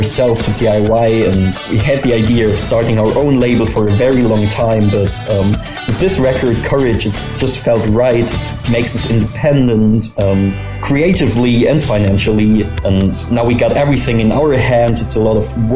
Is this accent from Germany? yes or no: yes; Freiburg, Baden-Württemberg, Germany; We are a band from Germany, from Freiburg, southern Germany to be exact. And we started the band when we were still in school, 15 years old